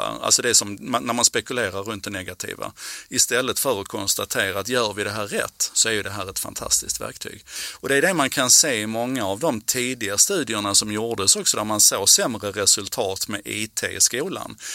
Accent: Malmö, Skåne, Sweden; på sjuttiotalet när jag växte upp i Malmö

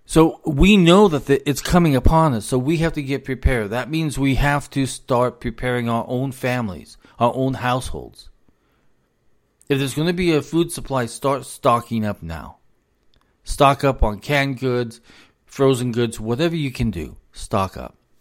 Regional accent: United States; also born or lived in South Carolina; as an American

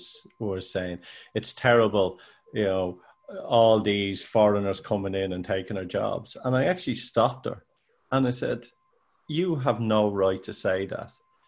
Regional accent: Ireland; When we as an Irish left here and traveled the world.

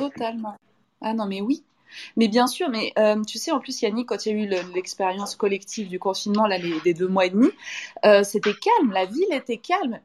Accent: Saint-Étienne, Auvergne-Rhône-Alpes, France; now in Paris, France; je suis de Saint-Étienne peut-être à la base, donc euh, j'ai des mots comme ça

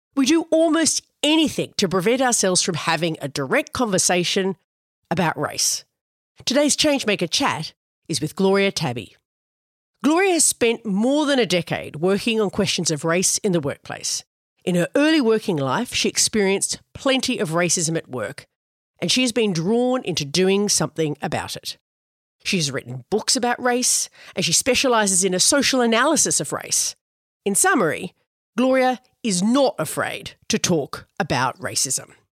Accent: Australia; my home country, Australia

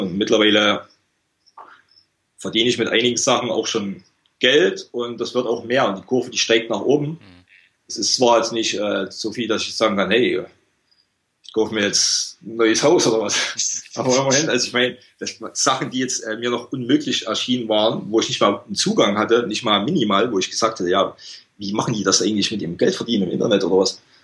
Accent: small village near Gera, Thuringia, Germany; moved away as an adult; now in Malaga, Spain; ich bin aus einem ganz kleinen Dorf in der Nähe von Gera

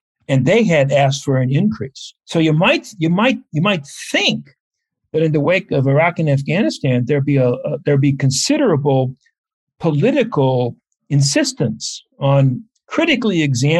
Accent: United States; as an American observing the American scene

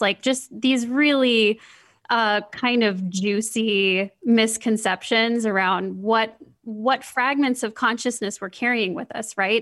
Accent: Midwest, United States; growing up in the Midwest

